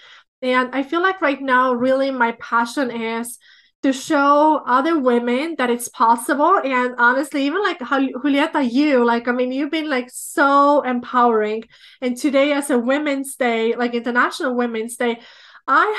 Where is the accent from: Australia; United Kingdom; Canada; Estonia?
Estonia; moved away as an adult; now in Minnesota, United States; I was born in Soviet Union, but I grew up in Republic of Estonia.